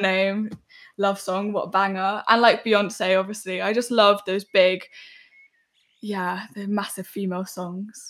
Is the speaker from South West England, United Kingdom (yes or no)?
no; London, United Kingdom; I grew up in West London